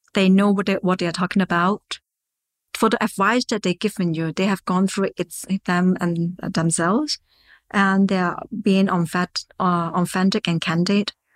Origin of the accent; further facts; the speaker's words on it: Hong Kong; I'm locally from Hong Kong, and I receive my educations in Hong Kong.